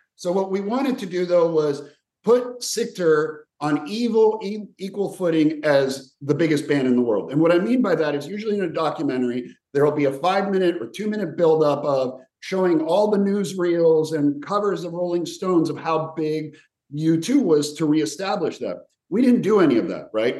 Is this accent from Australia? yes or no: no; Slovenia; moved away; also born or lived in Yugoslavia; I was born in what was once Yugoslavia, so I'm from the region, and I have a Croatian father and a Serbian mother, and I was born in Slovenia